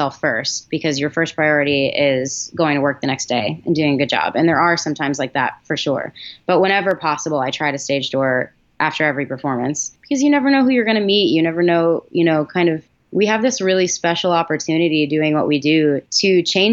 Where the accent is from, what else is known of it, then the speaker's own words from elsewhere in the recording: Massachusetts, United States; I grew up in Massachusetts.